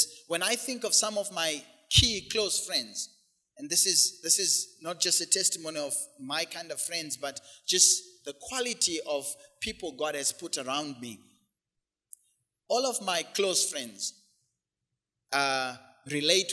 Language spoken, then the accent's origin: English; Zimbabwe; moved away; back home, back in the hood, where we grew up in Zim